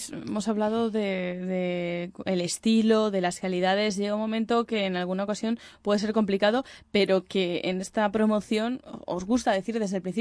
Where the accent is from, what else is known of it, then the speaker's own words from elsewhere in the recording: Colmenar, Community of Madrid, Spain; Para la gente que somos de Colmenar, estupendo